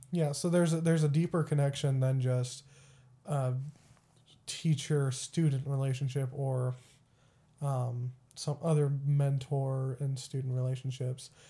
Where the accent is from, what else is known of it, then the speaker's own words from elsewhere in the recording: Texas, United States; also born or lived in Springfield, Missouri; now in McPherson, United States; I grew up in Texas